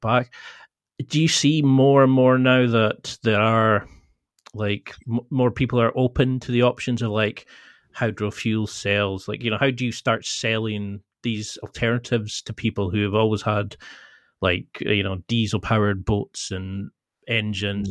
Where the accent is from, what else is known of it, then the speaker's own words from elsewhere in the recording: the Highlands, Scotland, United Kingdom; I come from the Highlands